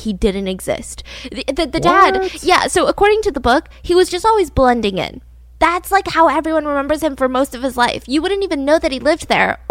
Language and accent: English; Georgia, United States; I was born and raised in Georgia